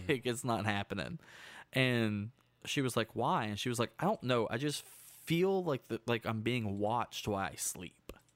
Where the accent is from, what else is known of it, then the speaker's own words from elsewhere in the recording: Hot Springs, Arkansas, United States; In my hometown, it used to be a neutral zone for gangsters.